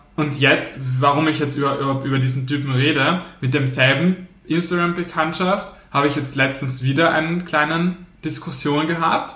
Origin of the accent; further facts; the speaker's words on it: Austria; wir Österreich sind